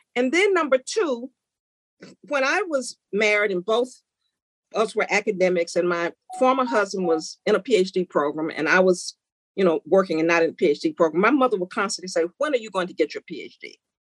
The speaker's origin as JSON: {"language": "English", "town": "Memphis", "region": "Tennessee", "country": "United States", "tie": "born or raised there", "moved": "as an adult", "said": "growing up in Memphis, being a part of the civil rights movement"}